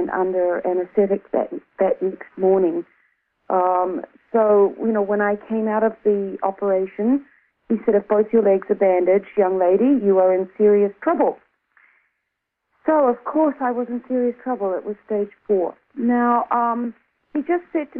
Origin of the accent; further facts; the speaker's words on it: New Zealand; moved away as an adult; also born or lived in Australia; I'm originally from New Zealand, but I was living in Australia at the time.